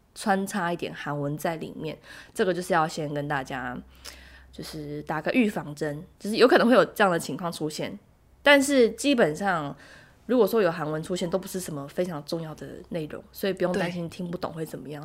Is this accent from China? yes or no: no; southern Taiwan, Taiwan; moved away as an adult; now in South Korea; 我是台湾人，然后我在韩国工作定居，然后住在这里